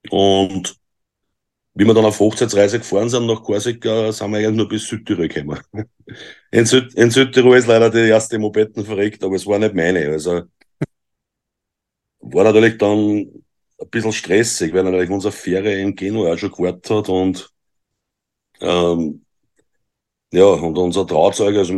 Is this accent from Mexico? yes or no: no; Austria; Ich bin aus Österreich.